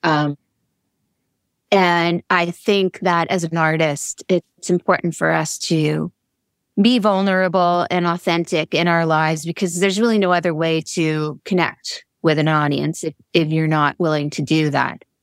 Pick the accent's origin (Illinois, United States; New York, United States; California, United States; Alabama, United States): New York, United States; Long Island; I grew up in Long Island.